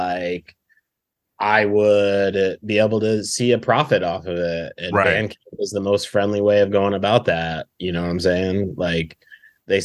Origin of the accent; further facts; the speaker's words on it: Binghamton, New York, United States; now in Brooklyn, United States; I grew up in Binghamton